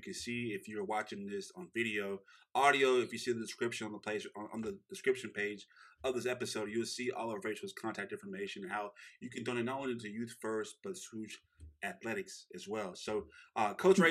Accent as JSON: {"language": "English", "town": "Shreveport", "region": "Louisiana", "country": "United States", "said": "he knows where we come from in Shreveport"}